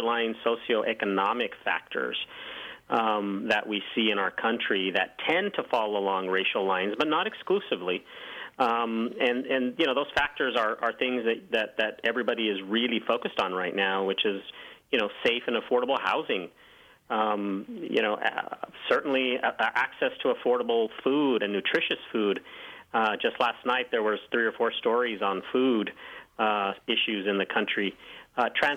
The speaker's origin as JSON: {"language": "English", "town": "Santa Fe", "region": "New Mexico", "country": "United States", "tie": "born or raised there", "moved": "yes", "lives_now": "Missouri, United States", "said": "I'm from Santa Fe, New Mexico, which is lovely city, very old city, founded in the 1600s. So, you know, I grew up in a predominantly Hispanic community"}